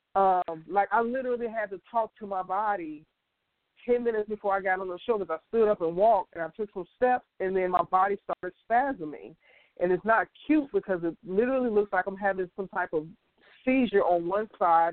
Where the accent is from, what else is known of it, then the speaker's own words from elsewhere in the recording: Chicago, Illinois, United States; I'm from Chicago, originally born and raised, south side of Chicago